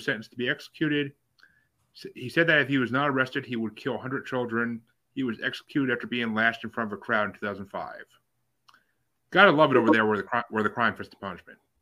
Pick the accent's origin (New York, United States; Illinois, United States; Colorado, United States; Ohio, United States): New York, United States; upstate; I'm a New Yorker